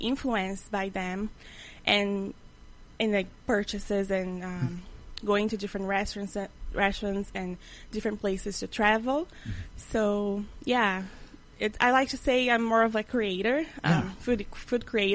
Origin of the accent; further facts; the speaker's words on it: Brazil; now in Prince George, Canada; I'm from Brazil